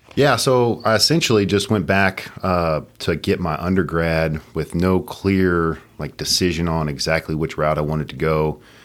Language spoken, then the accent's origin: English; Katy, Texas, United States; born and raised in Katy